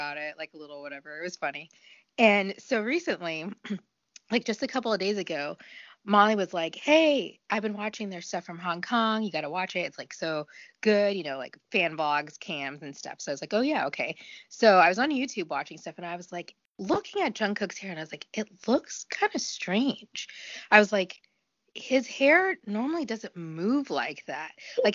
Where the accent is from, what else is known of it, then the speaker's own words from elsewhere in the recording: United States; being an American